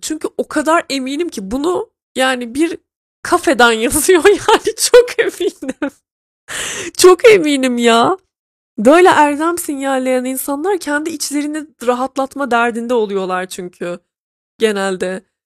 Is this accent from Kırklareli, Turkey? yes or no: no; Trabzon, Turkey; born or raised there